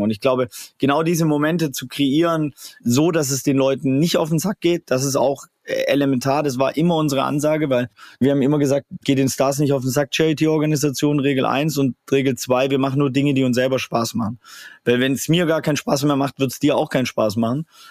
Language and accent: German; Swabia, Baden-Württemberg, Germany; ich komme aus dem Schwabenländle